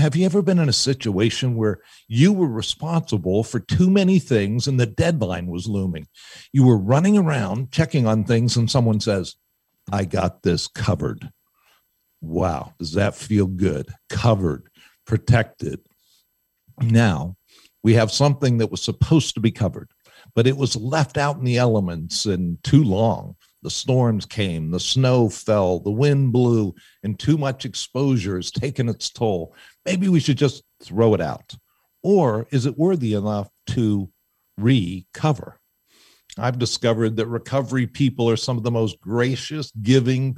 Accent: Pittsburgh, Pennsylvania, United States; I'm from Pittsburgh

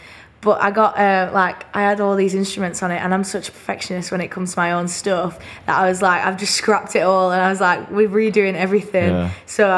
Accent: Burnley, North West England, United Kingdom; accent: Burnley; moved away as an adult; now in London, United Kingdom

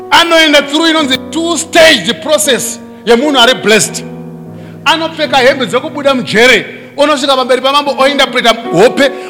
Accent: Gokwe, Midlands, Zimbabwe; moved away; kumusha kwangu gokwe

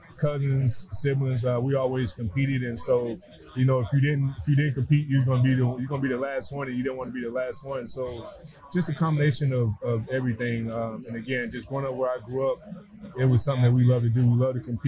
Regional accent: Tennessee, United States; born and raised a small town in Tennessee

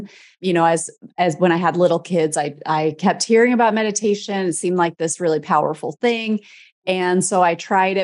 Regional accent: Midwest, United States; I'm from the Midwest, like Midwestern person

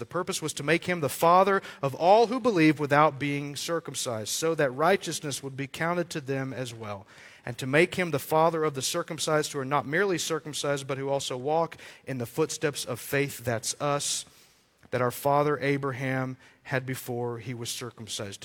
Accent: Amarillo, Texas, United States; I grew up in Amarillo, uh, not really from a, a, wealthy family

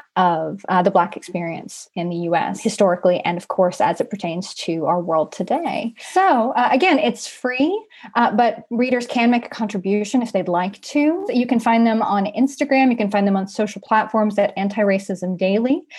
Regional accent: Mississippi, United States; I am from Mississippi

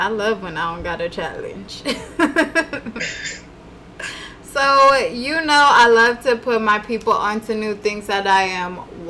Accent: Carson, California, United States; born or raised there

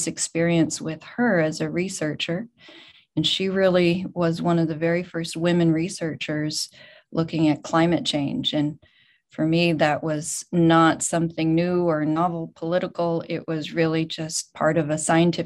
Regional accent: Boulder, Colorado, United States; moved away as an adult; also born or lived in California; I grew up in Boulder, and I grew up going to every single CU Buffaloes game.

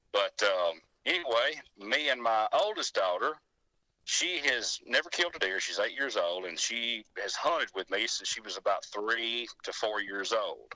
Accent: Arley, Alabama, United States; Winston County, Alabama

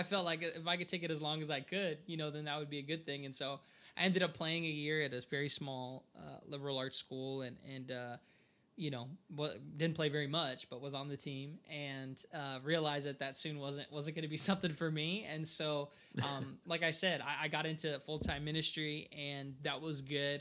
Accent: Portland, Oregon, United States; I was born here in Portland, Oregon. Like, I've only lived in the United States

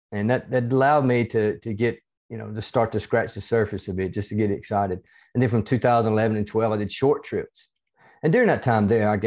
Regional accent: the South, United States; accent: hybrid southern United States and Australian; now in Australia; Yeah, um, I'm uh, originally from the United States. You can probably tell from my accent, even though it's a it's a hybrid accent between um a little bit

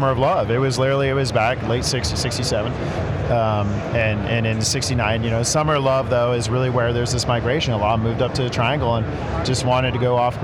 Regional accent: Northern California, United States; I grew up in Northern California

